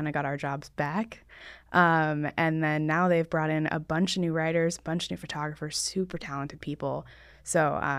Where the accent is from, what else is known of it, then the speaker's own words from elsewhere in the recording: Laguna Beach, California, United States; I was born in Southern California, so raised in Laguna Beach.